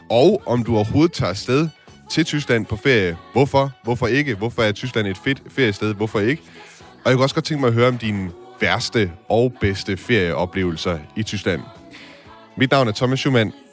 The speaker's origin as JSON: {"language": "Danish", "country": "Denmark", "moved": "yes", "lives_now": "Meissen, Germany", "said": "Jeg kommer selvfølgelig fra Danmark. Det er som bekendt temmelig fladt"}